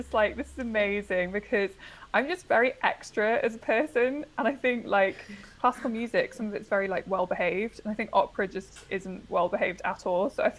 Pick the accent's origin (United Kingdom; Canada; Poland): United Kingdom; North East England; And I'm originally from the Northeast, but as I've just discussed with Ashley, who is from the Northeast, I have lost my accent, which is a great tragedy.